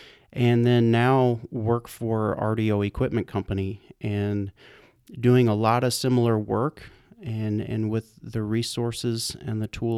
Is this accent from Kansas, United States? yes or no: yes; Kansas, United States; I'm actually from Central Kansas is where I grew up.